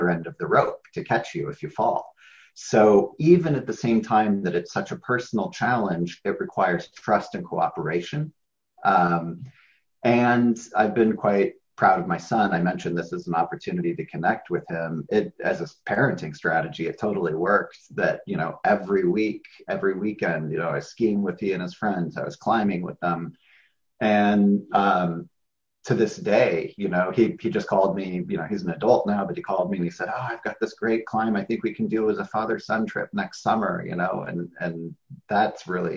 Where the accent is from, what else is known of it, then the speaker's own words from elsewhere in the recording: United States; I'm an American